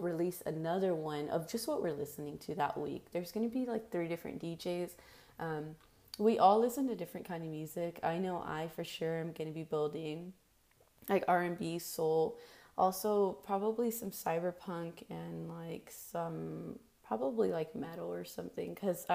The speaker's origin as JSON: {"language": "English", "town": "Dallas", "region": "Texas", "country": "United States", "tie": "born or raised there", "said": "I was born and raised in Dallas, actually, Oak Cliff, Texas"}